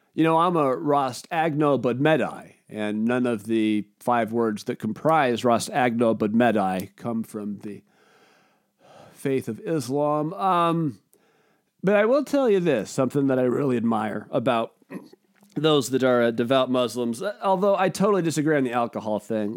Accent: United States; I'm an American

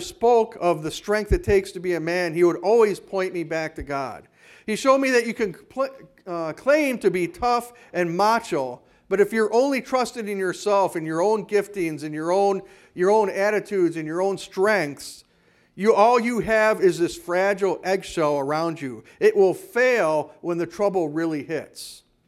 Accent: Hayward, Wisconsin, United States; also born or lived in Kenosha, Wisconsin; now in Whitehall, United States; growing up in Hayward, where our water came out of a well

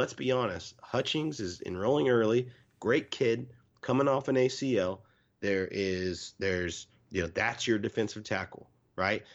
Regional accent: Irving, Texas, United States; I grew up in Irving

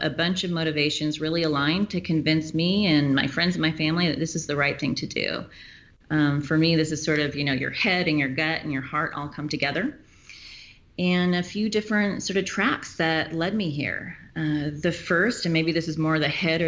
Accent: Auburn, Washington, United States; I am born and raised in the area, and I grew up in Auburn in my great-grandfather's old farm property and graduated from Auburn High School

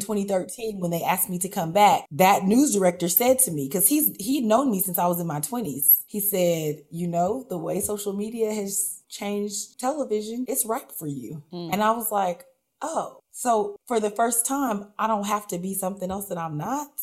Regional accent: Sacramento, California, United States; also born or lived in Chico; I grew up in Del Paso Heights

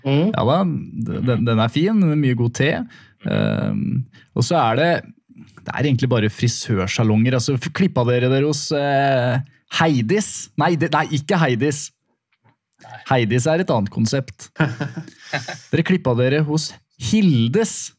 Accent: Stavanger, Rogaland, Norway; Jeg er født i, født i Stavanger

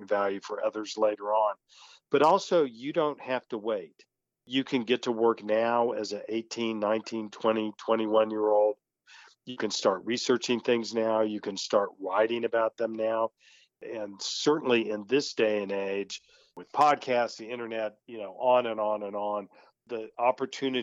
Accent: Tulsa, Oklahoma, United States; moved away as an adult; also born or lived in Portland, Oregon; I'm a native Tulsan. I'm not ashamed of the fact that I'm from Tulsa

